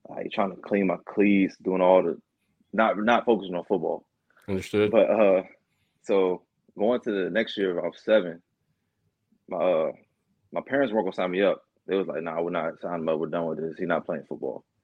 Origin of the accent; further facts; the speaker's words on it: Newport News, Virginia, United States; Uh, I'm from uh, Newport News, Virginia. Okay. About yeah, about 45 minutes from Virginia Beach, around that area.